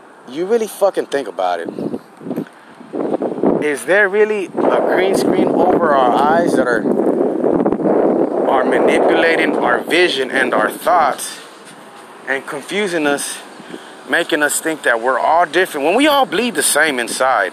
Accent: Houston, Texas, United States; Being an American, Houston, Texan-born American

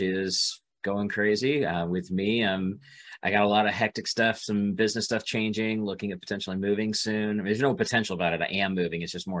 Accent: Boise, Idaho, United States; moved away as an adult; also born or lived in Phoenix, Arizona; originally I'm from Boise, Idaho. Right. Born and raised there, went to a small, tiny school town outside of Boise. Once I got older, I realized it was way too small for me. Ended up in Phoenix for 18 years.

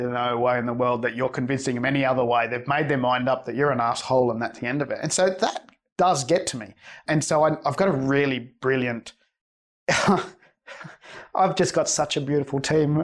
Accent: Australia; I'm Australian born from Spanish migrants

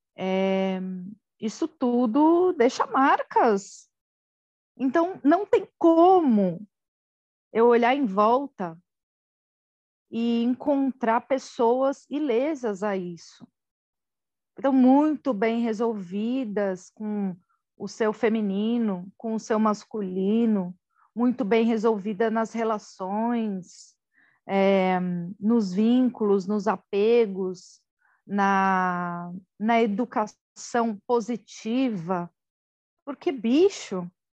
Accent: Osasco, São Paulo, Brazil; also born or lived in Guarujá / Carambeí, Paraná; quando eu tinha quatro anos, eu voltei para Osasco

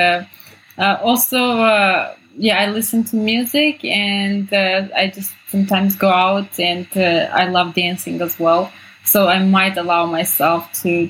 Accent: Armenia; also born or lived in Sweden; I grew up in Armenia.

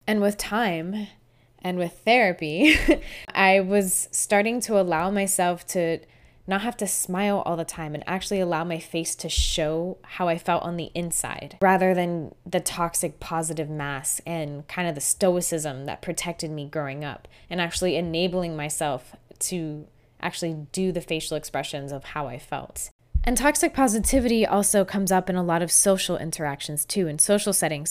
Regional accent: Florida, United States; I grew up in Florida

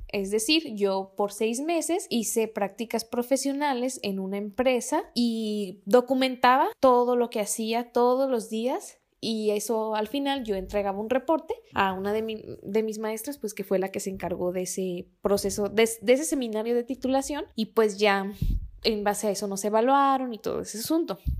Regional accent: Guadalajara, Jalisco, Mexico; soy tapatía

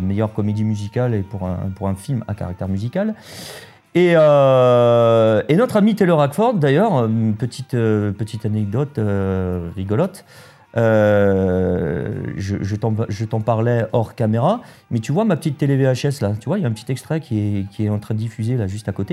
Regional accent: France; on est français

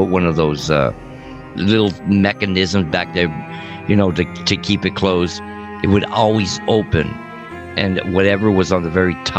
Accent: Montebello, California, United States; house I grew up with in Southside Montebello

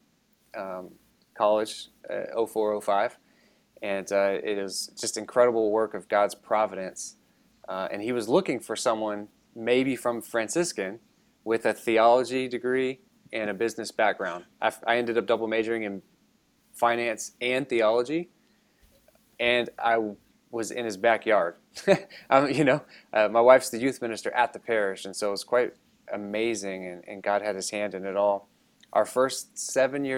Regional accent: Richmond, Texas, United States; also born or lived in Lubbock, Texas / Steubenville, Ohio; I'm from the Houston area, so I wasn't born in Katy per se, but Richmond, Texas

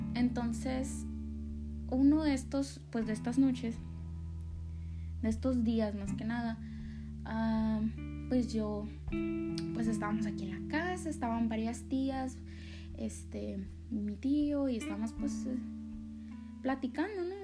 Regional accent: Sonora, Mexico; Me encanta mi cultura, me encanta mi estado, mi pueblo

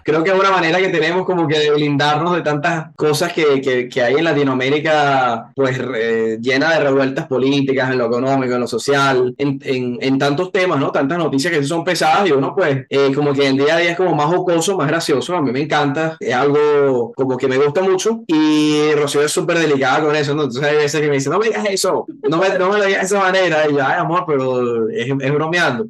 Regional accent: Caracas, Capital District, Venezuela; now in Colombia; mi natal Caracas, a Venezuela

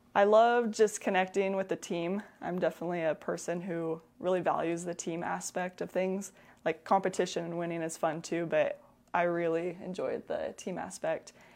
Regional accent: La Grande, Oregon, United States; born in La, born and raised in La Grande, um, stayed here for college

